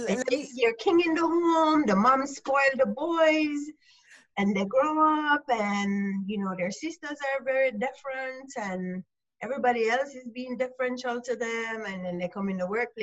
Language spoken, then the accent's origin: English; Jamaica; I'm Jamaican. I'm in Jamaica. I run my own small business here.